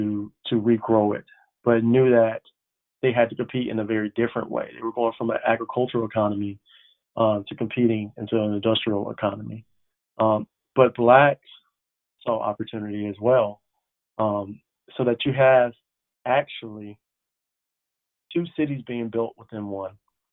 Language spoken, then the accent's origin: English; Atlanta, Georgia, United States; also born or lived in Decatur; And I again saw the beginnings of what would become Atlanta that I grew up in.